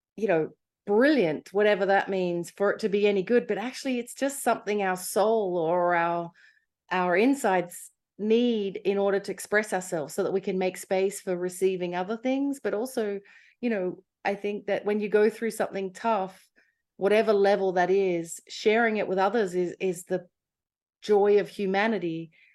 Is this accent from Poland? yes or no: no; Australia; moved away as an adult; also born or lived in London / America; I'm Australian